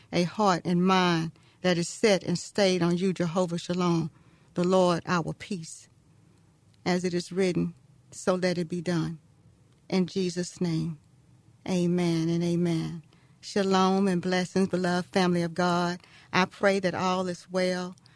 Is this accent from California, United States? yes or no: no; Texas, United States; I'm from Texas.